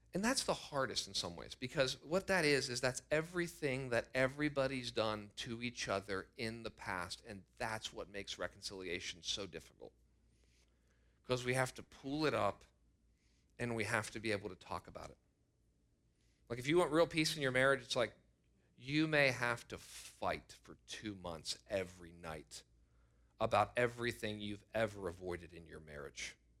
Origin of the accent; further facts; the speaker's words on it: United States; I am so grateful to be an American.